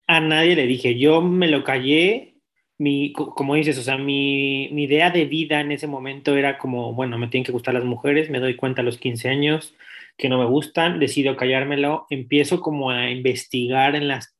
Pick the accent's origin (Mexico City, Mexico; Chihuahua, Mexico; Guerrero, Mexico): Mexico City, Mexico; moved away; also born or lived in Europe; mi infancia se transmonta a 1991, el soy de la Ciudad de México, del Distrito Federal, antes llamado.